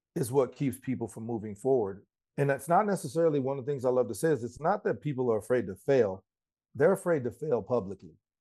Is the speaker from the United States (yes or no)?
yes; Colorado, United States; I'm from Colorado